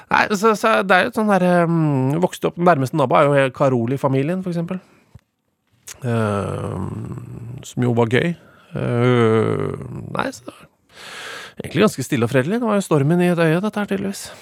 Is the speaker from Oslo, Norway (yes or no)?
yes; Oslo, Norway; Eh, det er jo drabant drabantby Oslo, da. Sørøst-Oslo.